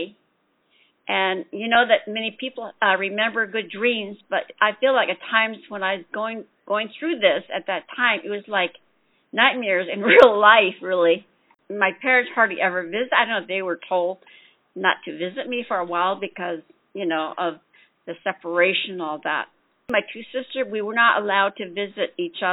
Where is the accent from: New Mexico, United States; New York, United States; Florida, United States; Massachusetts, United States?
New Mexico, United States; Shiprock; first language Navajo; English is a second language; moved away; I'm originally from Shiprock, New Mexico